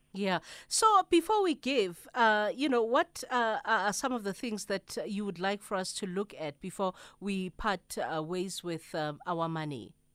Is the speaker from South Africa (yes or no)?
yes; South Africa